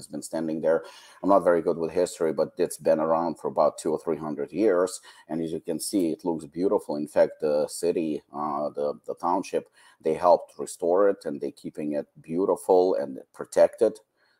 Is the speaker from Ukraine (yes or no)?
yes; Ukraine; this is a synagogue where I had my bar mitzvah, and this is in my hometown.